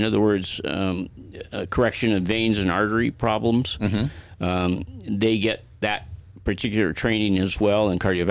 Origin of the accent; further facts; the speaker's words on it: Denver, Colorado, United States; also born or lived in Greeley, Colorado; I was born in Greeley, Colorado, and raised in Denver